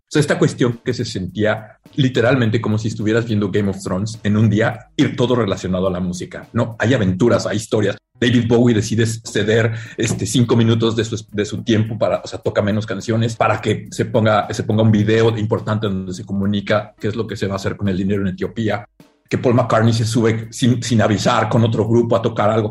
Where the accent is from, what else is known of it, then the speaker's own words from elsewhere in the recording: Mexico; moved away as an adult; now in San Francisco, United States; Cuando me fui de México